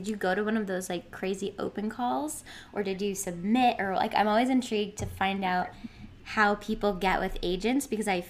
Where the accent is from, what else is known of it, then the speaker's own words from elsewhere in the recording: Boston, Massachusetts, United States; moved away; also born or lived in London; I'm from Boston, so not too far away